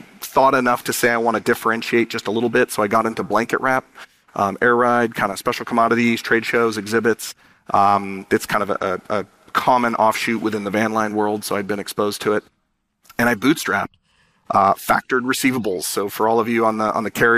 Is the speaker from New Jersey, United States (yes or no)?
no; San Diego, California, United States; I was born in San Diego, the son of immigrant parents